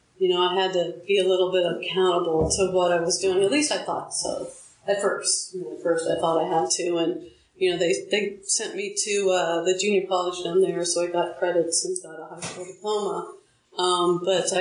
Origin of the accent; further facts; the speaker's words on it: Huntington Beach, California, United States; moved away; also born or lived in St. Louis; I grew up in Huntington Beach, a beach town